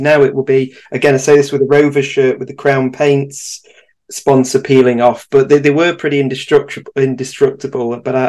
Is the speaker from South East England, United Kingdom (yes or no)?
no; Manchester, North West England, United Kingdom; I am from Manchester. I've always had an M-post code.